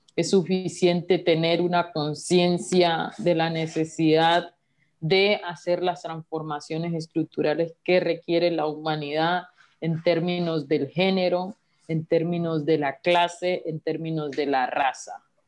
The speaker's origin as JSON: {"language": "Spanish", "country": "Colombia", "said": "como sociedad colombiana"}